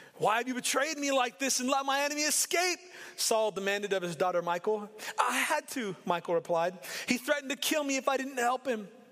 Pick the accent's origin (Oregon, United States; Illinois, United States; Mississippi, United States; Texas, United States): Oregon, United States; Portland; I grew up in inner city Portland